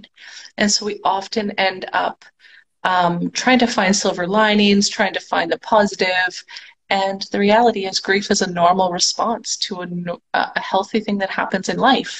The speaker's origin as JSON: {"language": "English", "country": "Canada", "moved": "as an adult", "lives_now": "Mexico", "said": "I am a Canadian that just recently moved down to Mexico this past weekend."}